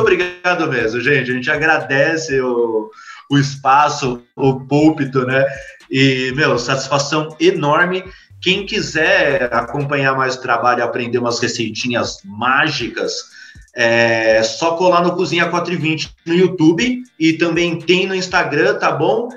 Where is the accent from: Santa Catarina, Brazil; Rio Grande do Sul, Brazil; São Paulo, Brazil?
São Paulo, Brazil; um alô pro Capão Redondo